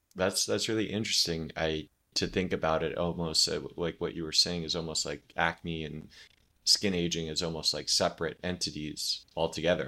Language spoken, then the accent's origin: English; Oregon, United States; moved away as an adult; now in Florida, United States; I grew up in Oregon